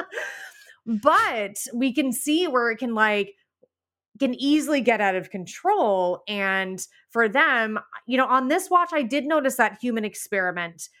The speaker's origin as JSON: {"language": "English", "country": "Canada", "said": "I'm Canadian."}